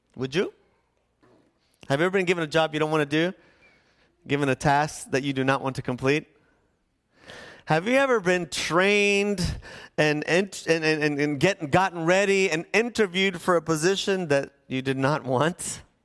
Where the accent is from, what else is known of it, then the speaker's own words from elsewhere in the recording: National City, California, United States; also born or lived in Needles, California; I grew up in National City